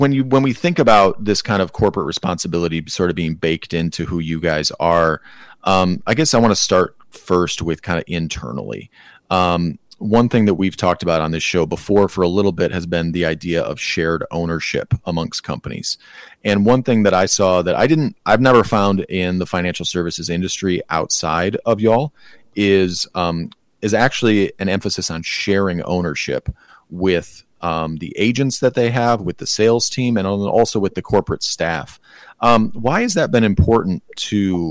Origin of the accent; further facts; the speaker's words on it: Michigan, United States; My home state of Michigan